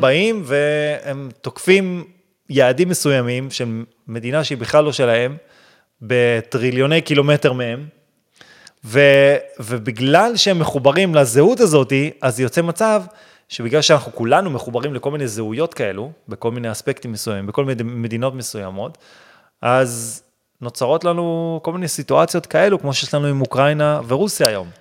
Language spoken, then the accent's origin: Hebrew; Israel; אני גדלתי בישראל, אני חילוני